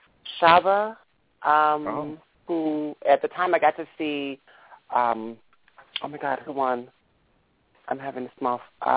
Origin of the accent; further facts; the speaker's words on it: Gary, Indiana, United States; also born or lived in Milwaukee, United States; So I'm from Milwaukee, but I was born and raised in Gary.